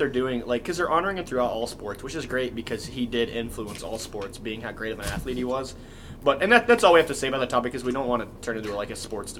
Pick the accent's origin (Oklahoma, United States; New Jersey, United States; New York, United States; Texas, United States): Oklahoma, United States; I'm from Oklahoma.